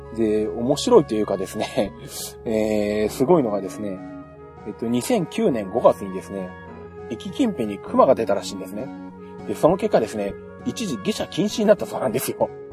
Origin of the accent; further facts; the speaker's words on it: Shizuoka, Japan; 地元静岡